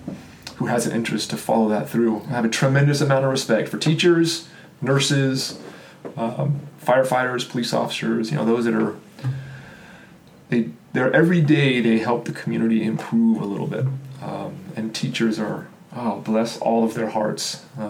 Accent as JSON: {"language": "English", "town": "Austin", "region": "Texas", "country": "United States", "tie": "born or raised there", "also_born_or_lived": "Kansas", "said": "I was born in Kansas, right next to Oklahoma. So I am familiar about where Oklahoma is. I jumped over and moved to Texas. Well, I shouldn't say I did. My family did when I was a little kid."}